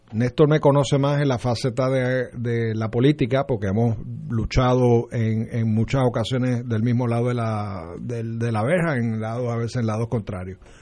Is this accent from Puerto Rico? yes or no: yes; Trujillo Alto, Puerto Rico; also born or lived in Condado, San Juan; del hospital fui a Trujillo Alto a, Round Hills, donde viví mis primeros 27 años.